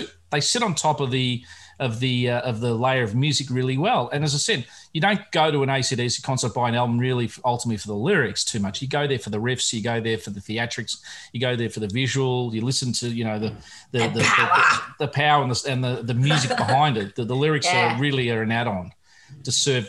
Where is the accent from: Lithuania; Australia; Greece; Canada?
Australia